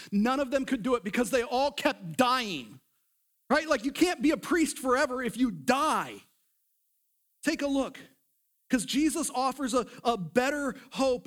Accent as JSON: {"language": "English", "country": "United States", "said": "we were raised up in the culture of America."}